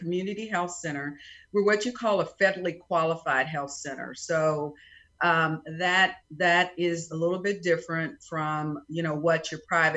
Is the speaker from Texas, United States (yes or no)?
yes; Prairie View, Texas, United States; now in Alvin, United States; I am originally from Prairie View, Texas